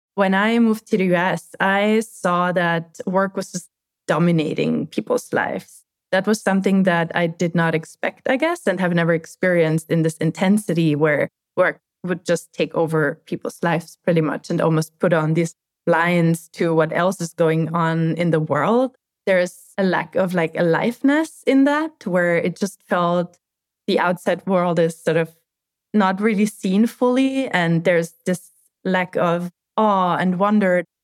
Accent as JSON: {"language": "English", "country": "Austria", "tie": "born or raised there", "moved": "as an adult", "lives_now": "United States", "said": "I'm growing up in Austria"}